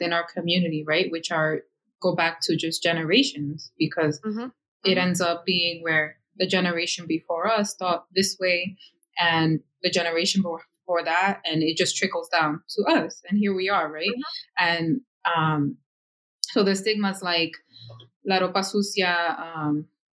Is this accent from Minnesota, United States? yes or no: no; Yonkers, New York, United States; here in my hometown of Yonkers